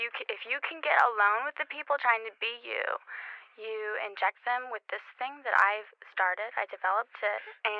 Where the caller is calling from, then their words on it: Los Angeles, California, United States; I'm calling from Los Angeles.